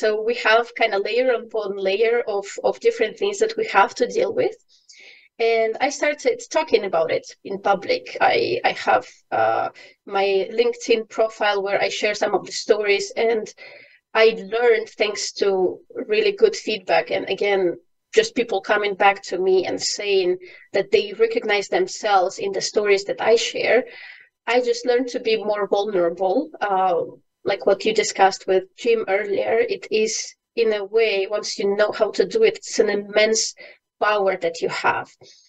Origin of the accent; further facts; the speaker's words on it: Ukraine; English is a second language; moved away as an adult; now in Bulgaria; Yes, I'm currently in Bulgaria, but I bet from my accent you can't really say where I'm from. I'm from Ukraine, and for the past 8+ years I've lived in different countries in Europe.